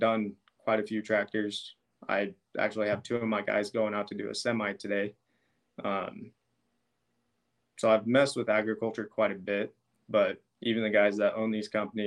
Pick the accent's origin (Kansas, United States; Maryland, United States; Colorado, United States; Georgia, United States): Colorado, United States; Brush; I was born and raised in Brush.